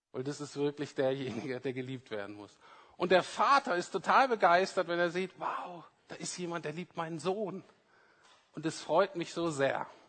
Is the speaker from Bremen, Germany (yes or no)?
yes; Bremen, Germany; ich bin in Bremen-Nord aufgewachsen